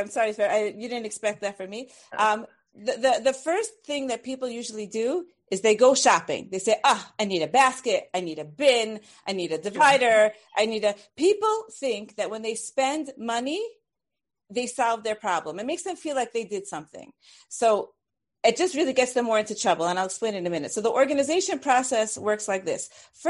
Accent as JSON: {"language": "English", "town": "Brooklyn", "region": "New York", "country": "United States", "said": "I'm from Brooklyn. It's okay."}